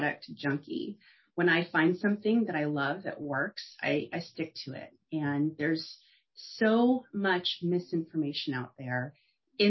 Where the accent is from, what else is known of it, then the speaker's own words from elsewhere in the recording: Torrance, California, United States; I grew up in Torrance, California, which is on the coast, just south